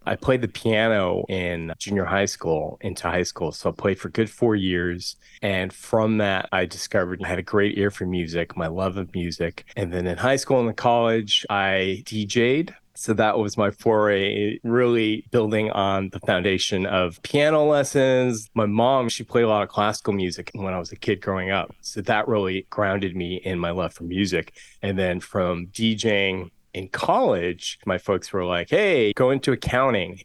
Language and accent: English; Southern California, United States; I'm born and raised here in Southern California. Grew up on the the West Side in the eighties